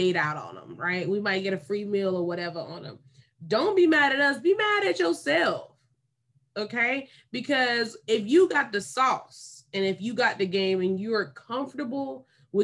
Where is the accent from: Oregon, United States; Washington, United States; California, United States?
California, United States; Davis; growing up in Davis